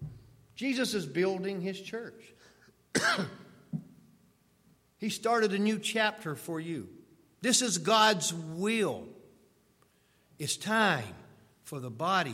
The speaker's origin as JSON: {"language": "English", "country": "United States", "said": "we as American Christians"}